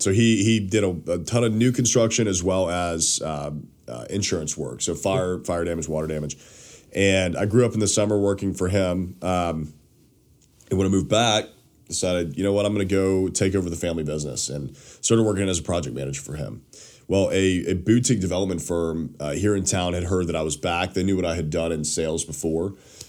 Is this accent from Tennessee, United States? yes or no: yes; Nashville, Tennessee, United States; also born or lived in Knoxville; I grew up in Nashville